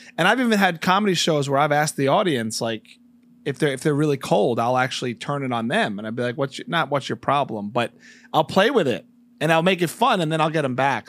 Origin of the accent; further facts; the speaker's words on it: New Jersey, United States; also born or lived in New York; I'm from the New Jersey